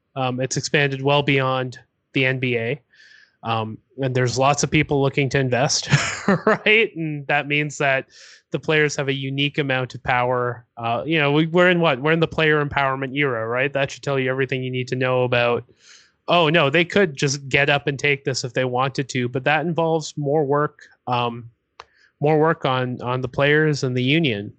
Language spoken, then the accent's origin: English; Toronto, Ontario, Canada; I'm from Toronto